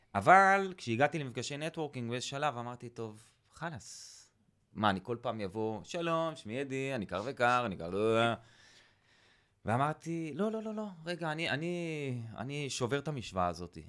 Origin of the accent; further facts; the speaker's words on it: Kibbutz Eilot, Southern District, Israel; now in northern Israel; אני מקיבוץ אילת במקור, אז גר ליד אילת.